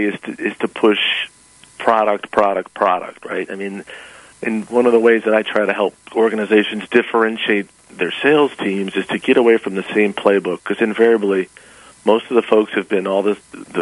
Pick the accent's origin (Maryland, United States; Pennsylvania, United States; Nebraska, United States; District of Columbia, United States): District of Columbia, United States; Washington; also born or lived in Knoxville, Tennessee; I grew up in Washington, D.C.